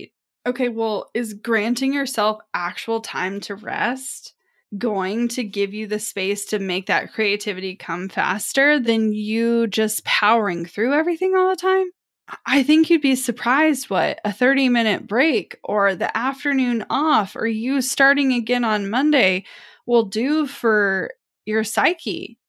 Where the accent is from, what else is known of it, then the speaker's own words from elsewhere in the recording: Midwest, United States; Now, I don't know if it's because I'm from the Midwest and I'm surrounded by the farming community. Like, even if I'm in the city, I grew up around small towns